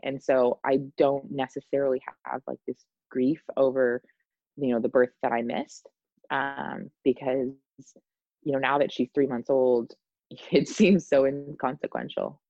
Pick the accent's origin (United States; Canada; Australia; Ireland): United States; Indiana; moved away; my hometown in Indianapolis